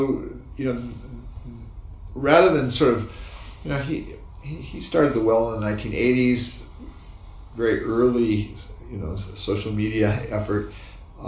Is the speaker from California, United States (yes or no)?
yes; Palo Alto, California, United States; I was growing up in Palo Alto